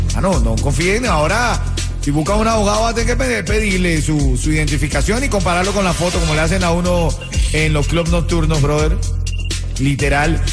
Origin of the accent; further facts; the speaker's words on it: Venezuela; now in Miami, United States; yo soy el venezolano del grupo.